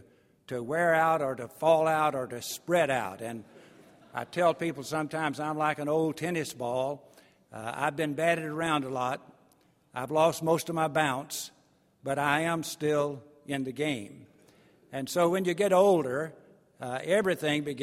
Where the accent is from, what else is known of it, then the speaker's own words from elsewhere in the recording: East Texas, United States; I'm from East Texas